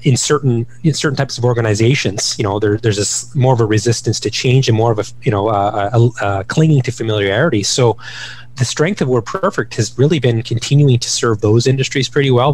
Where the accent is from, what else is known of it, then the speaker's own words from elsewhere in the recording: Ottawa, Ontario, Canada; Growing up in Ottawa